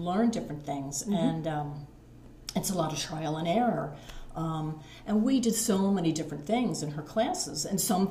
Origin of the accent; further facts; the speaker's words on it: Mount Penn, Pennsylvania, United States; I am from Berks County, raised in Mount Penn. I currently live in Spring Township.